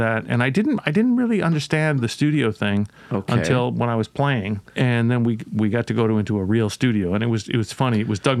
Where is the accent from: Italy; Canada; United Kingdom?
Canada; Toronto, Ontario; born or raised there; also born or lived in Montreal / Mississauga